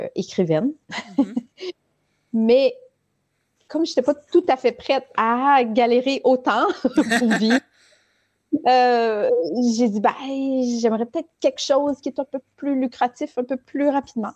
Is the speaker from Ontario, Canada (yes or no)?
yes; Ontario, Canada; now in Quebec, Canada; je suis née et j'ai grandi en Ontario